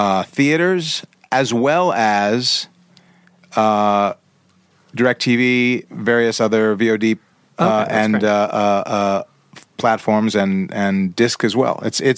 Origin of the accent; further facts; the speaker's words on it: Chicago, Illinois, United States; I'm from Chicago.